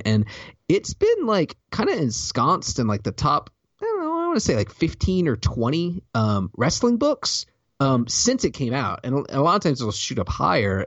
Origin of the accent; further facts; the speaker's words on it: the South, United States; I'm from the South